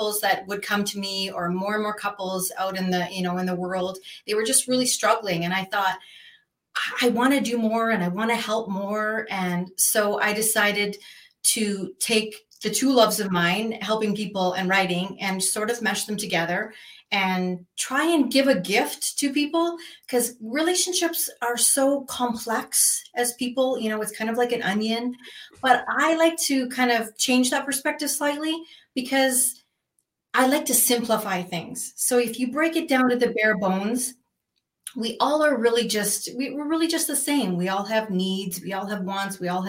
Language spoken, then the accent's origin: English; Canada; moved away as an adult; now in Arizona, United States; I am originally from Canada. So I started my journey there.